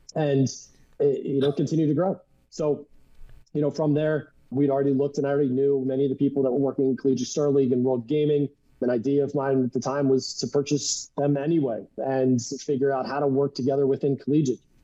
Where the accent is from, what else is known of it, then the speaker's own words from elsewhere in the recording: Philadelphia, Pennsylvania, United States; moved away as an adult; also born or lived in Marietta, Ohio; I grew up in the Philadelphia area